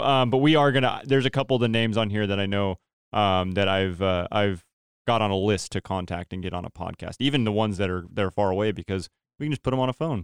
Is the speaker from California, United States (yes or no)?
yes; Turlock, California, United States; I'm from Turlock, so Central Valley